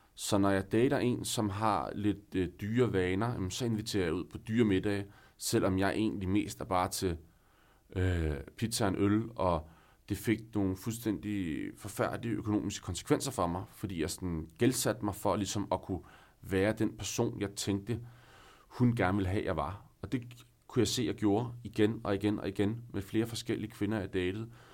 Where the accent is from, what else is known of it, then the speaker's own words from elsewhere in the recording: northern Denmark, Denmark; moved away as an adult; now in Copenhagen, Denmark; i byen op nordpå, hvor jeg er fra